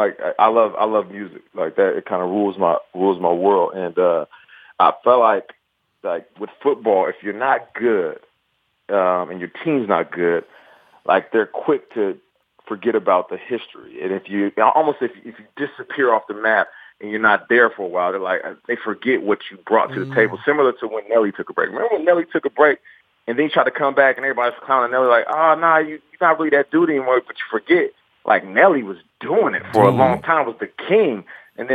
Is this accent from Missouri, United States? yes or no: no; Seattle, Washington, United States; But, you know, I'm from Seattle, and, like, from where all the black people at in Seattle. And certain things, you know, kind of growing up, you know, in the hood, I guess you could say